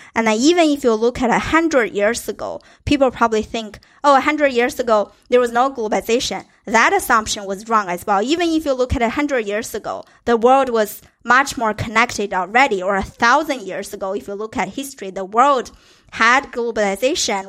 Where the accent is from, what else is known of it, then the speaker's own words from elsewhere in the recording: China; I grew up in China, so I know that place